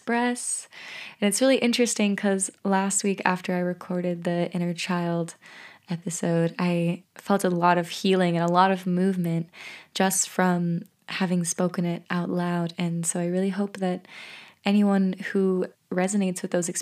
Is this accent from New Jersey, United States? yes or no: no; Peaks Island, Maine, United States; also born or lived in Lithuania; when I was 12 years old, I moved back to Maine, to Peaks Island, actually